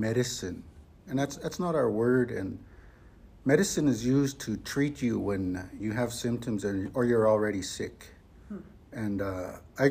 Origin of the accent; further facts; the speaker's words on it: Frog Lake Cree First Nation, northeastern Alberta, Canada; I'm from the Frog Lake Cree First Nation in northeastern Alberta